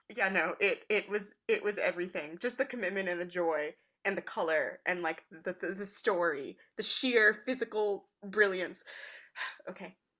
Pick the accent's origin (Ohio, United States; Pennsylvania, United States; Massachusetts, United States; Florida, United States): Massachusetts, United States; Boston; also born or lived in Long Island; now in Brooklyn, United States; I grew up in Boston